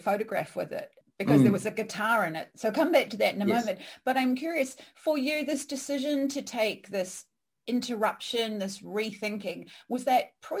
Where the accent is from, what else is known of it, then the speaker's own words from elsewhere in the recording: New Zealand; Blair is a fellow Kiwi, if you've picked that up from his accent, so chances are my accent's going to get stronger in this conversation